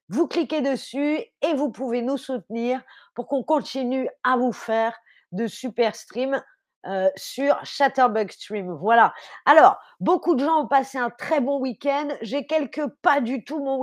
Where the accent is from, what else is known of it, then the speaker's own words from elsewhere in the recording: France; Je suis française, évidemment que j'ai cuisiné.